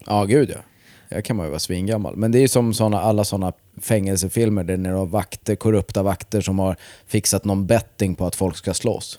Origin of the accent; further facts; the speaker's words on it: Vingåker, Södermanland, Sweden; moved away; Det var väl typ från mellanstadiet fram till jag flyttade från Vingåker